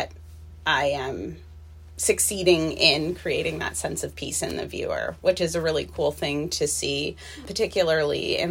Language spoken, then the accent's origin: English; New Hampshire, United States; moved away as an adult; also born or lived in Florida; now in Renton, United States; I am originally from Florida, but I spent most of my life in New Hampshire